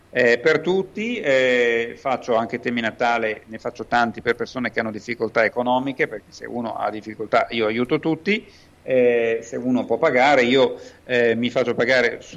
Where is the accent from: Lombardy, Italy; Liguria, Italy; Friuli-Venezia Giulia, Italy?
Lombardy, Italy; Milan; Sono milanese e abito a Milano.